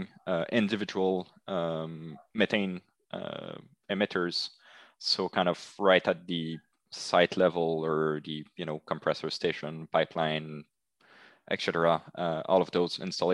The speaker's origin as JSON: {"language": "English", "town": "Montreal", "region": "Quebec", "country": "Canada", "tie": "born or raised there", "said": "I'm from Montreal, grew up, and I'm still in Montreal"}